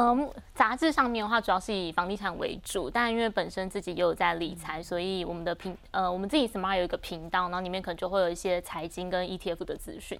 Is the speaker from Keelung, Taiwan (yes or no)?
yes; Keelung, Taiwan; moved away; 我也是基隆人